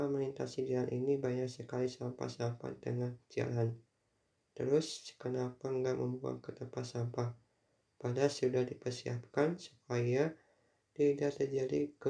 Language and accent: Indonesian; Tasikmalaya, West Java, Indonesia; Mungkin dulu aku pernah terlibat pertengkaran ketika SMA di Tasikmalaya terlibat tawuran melawan SMA dari Bandung.